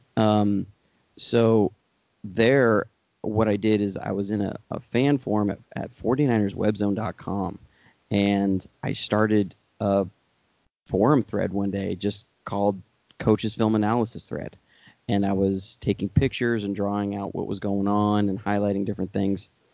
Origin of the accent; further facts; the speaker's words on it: Oregon, United States; I grew up in Oregon